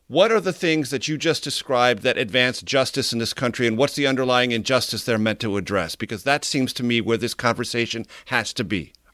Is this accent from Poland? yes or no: no; San Diego, California, United States; KFMB Radio in my hometown of San Diego